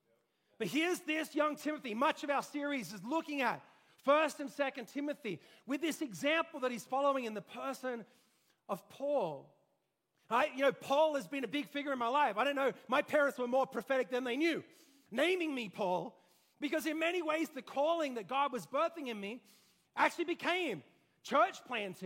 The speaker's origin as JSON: {"language": "English", "country": "Australia", "tie": "born or raised there", "moved": "yes", "said": "I grew up in Australia"}